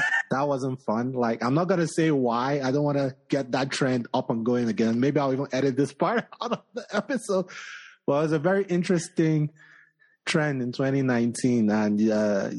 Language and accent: English; Nigeria; now in Colorado, United States; I'm from West Africa, right? Nigeria.